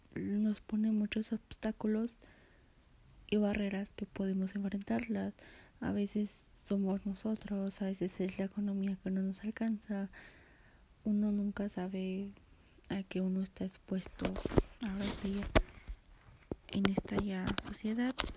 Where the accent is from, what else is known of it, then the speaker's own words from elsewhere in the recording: Mexico; Nací en Jalaclaco del año 2004